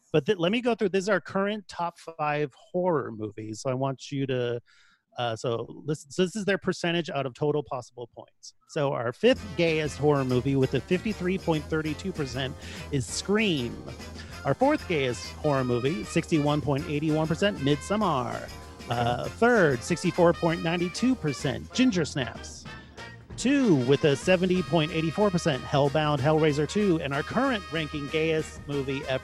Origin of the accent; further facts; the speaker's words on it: San Jose, California, United States; I'm from San Jose, which is like 30 minutes from the boardwalk.